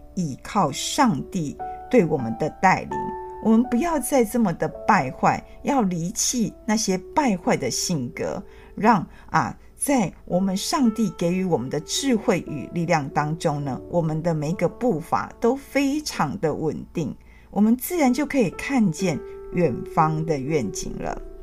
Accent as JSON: {"language": "Chinese", "country": "Taiwan", "said": "我的父母是在日治时代出生的，那我们就是算是，啊，战后出生的。虽然在我们这个年纪也经过 啊，台湾戒严时期"}